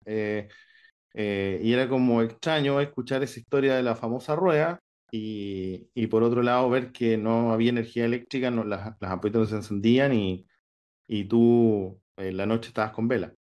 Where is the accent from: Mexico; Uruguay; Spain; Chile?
Chile; San Pablo, Los Lagos; moved away; yo soy del sur de Chile, un pueblito que se llama San Pablo, está cerca de Osorno.